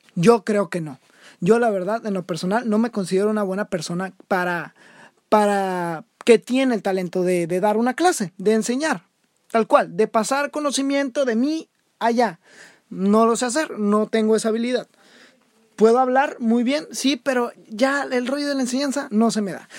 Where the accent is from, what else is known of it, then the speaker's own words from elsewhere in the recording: Mexico; soy el futuro de México